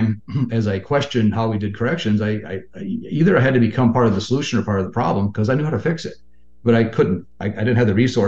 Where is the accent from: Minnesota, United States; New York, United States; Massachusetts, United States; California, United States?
Minnesota, United States; Western; I'm from Minnesota, Western Minnesota